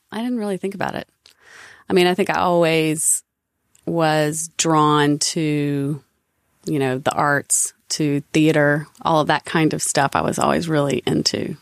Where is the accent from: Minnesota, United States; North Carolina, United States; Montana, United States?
North Carolina, United States; Statesville; accent: Southern; I grew up in Statesville, North Carolina